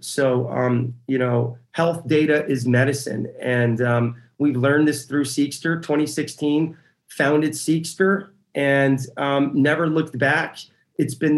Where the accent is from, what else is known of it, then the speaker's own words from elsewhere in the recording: San Diego, California, United States; also born or lived in Tehran, Iran; I arrived in San Diego, California as a 6-year-old immigrant. I was born in Tehran, Iran, born in the Iran-Iraq war.